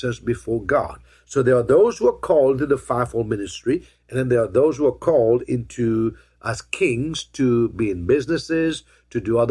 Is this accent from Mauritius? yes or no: yes; Mauritius; now in United States; I was born in Mauritius